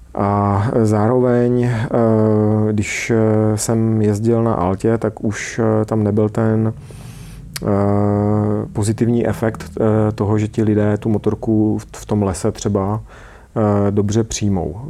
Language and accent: Czech; Czechia; also born or lived in United States; u nás v Čechách